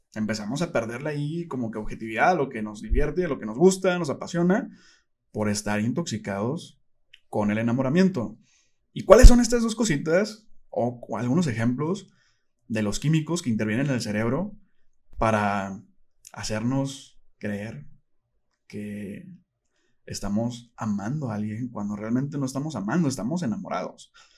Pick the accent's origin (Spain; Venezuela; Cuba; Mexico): Mexico; Monterrey, Nuevo León; soy de Monterrey